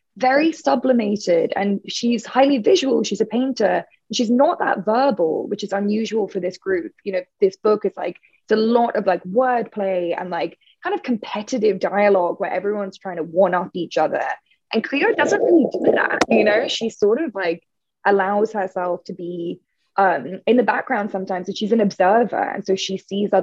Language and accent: English; United Kingdom; I'm British